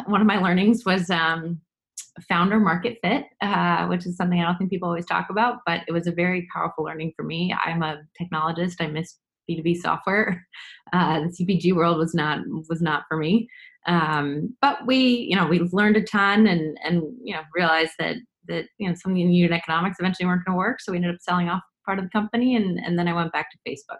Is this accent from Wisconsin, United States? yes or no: no; New York City, New York, United States; now in Boston, United States; I grew up in New York City, uh, but both my parents are from Boston or the Boston area